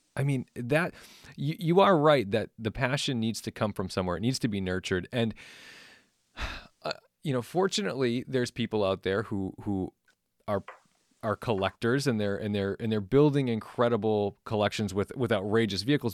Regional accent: Massachusetts, United States; I grew up in Massachusetts.

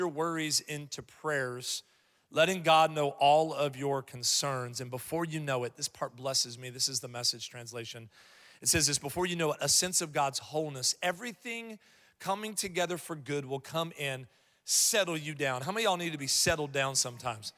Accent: Columbus, Ohio, United States; moved away; I'm from Columbus, Ohio originally

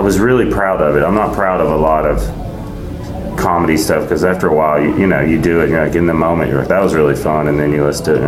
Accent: the South, United States; I'm from the South

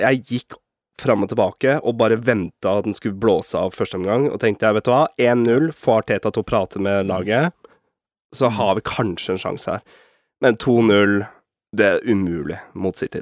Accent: Norway; Som en nordmann

